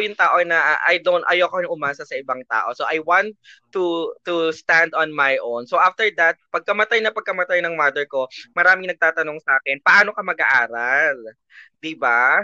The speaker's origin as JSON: {"language": "Tagalog", "town": "Muntinlupa", "region": "Metro Manila", "country": "Philippines", "tie": "born or raised there", "said": "So, I'm from Muntinlupa"}